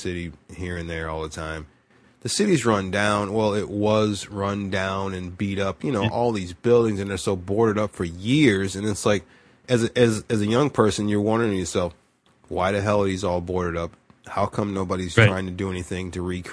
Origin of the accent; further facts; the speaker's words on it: United States; being American